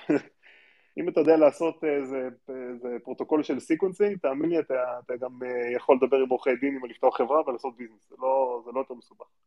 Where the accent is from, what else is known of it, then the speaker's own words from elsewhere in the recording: Israel; also born or lived in Stanford, United States; נולדתי בארץ